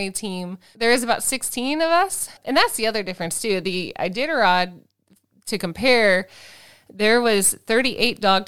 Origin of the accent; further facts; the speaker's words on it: United States; I'm American. I don't speak Norwegian